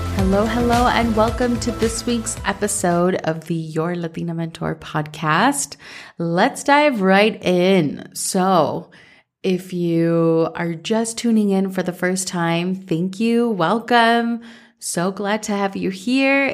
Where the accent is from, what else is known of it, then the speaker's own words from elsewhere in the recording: Minnesota, United States; growing up in Minnesota